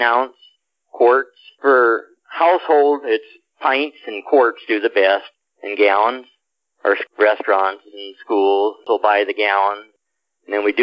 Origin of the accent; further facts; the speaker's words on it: Columbus, Nebraska, United States; I come from Columbus, which is 22,000